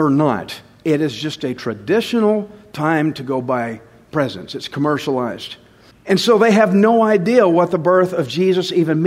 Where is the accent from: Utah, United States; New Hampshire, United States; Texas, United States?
Texas, United States; Alvin; I'm from Alvin